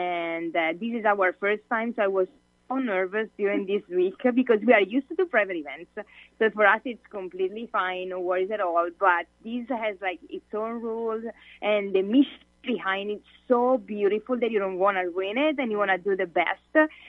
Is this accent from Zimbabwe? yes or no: no; Italy; English is a second language; moved away as an adult; I moved here from Italy 4.5 years ago because I wanted to improve my English. And I'm a citizen in Italy.